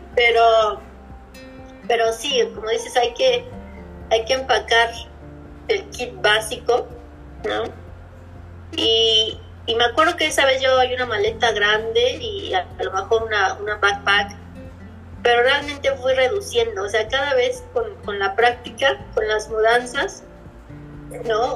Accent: Mexico City, Mexico; also born or lived in Puebla / Playa del Carmen / Cozumel / Chicago; now in Pittsburgh, United States; Yo vivía, vivía en Puebla, pero soy originaria de la Ciudad de México

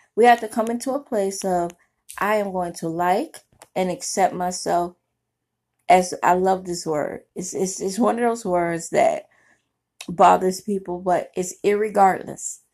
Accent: New York City, New York, United States; I grew up in Brooklyn, New York

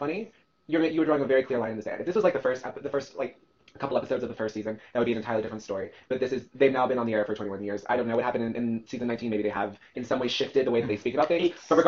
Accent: New York, United States; I'm a New Yorker, I don't give a fuck.

